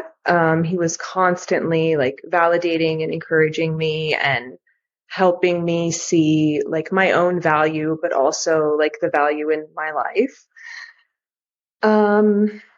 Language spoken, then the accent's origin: English; United States; my parents are both from Greece, but I grew up in the United States